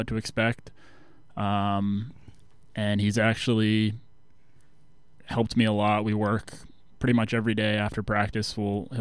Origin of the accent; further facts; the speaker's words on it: Biddeford, Maine, United States; moved away as an adult; also born or lived in Exeter, New Hampshire / King's College; now in Danbury, United States; we played out of the Biddeford Ice Arena right in my hometown.